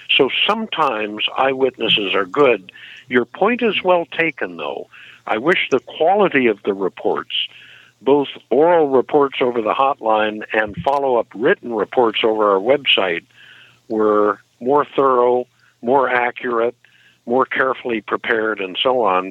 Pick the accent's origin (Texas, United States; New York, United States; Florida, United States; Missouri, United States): Missouri, United States; Ferguson; moved away; I was born in Missouri 68 years ago. In fact, I lived in Ferguson, Missouri as a young kid